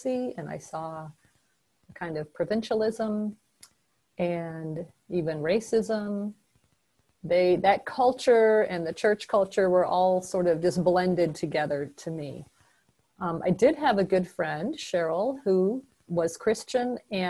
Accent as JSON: {"language": "English", "town": "Memphis", "region": "Tennessee", "country": "United States", "tie": "born or raised there", "also_born_or_lived": "New York / Madison, Wisconsin", "moved": "yes", "lives_now": "Middleton, United States", "said": "I grew up in a secular home in Memphis, Tennessee. That's my hometown."}